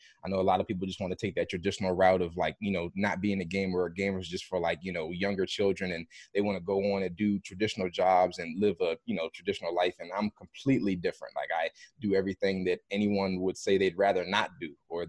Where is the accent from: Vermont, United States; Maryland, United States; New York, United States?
Maryland, United States; I grew up in Maryland.